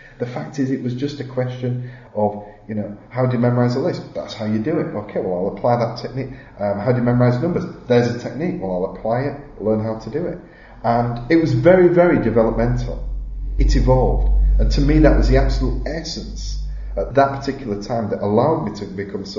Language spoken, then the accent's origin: English; Halifax, Yorkshire and the Humber, United Kingdom; I'm from Halifax. Never been out of the county since I was like 11.